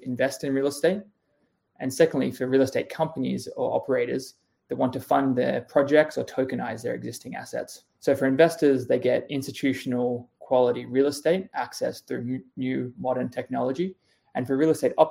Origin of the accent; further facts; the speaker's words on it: Australia; moved away as an adult; now in United States; I'm Australian. I moved to the US in 2015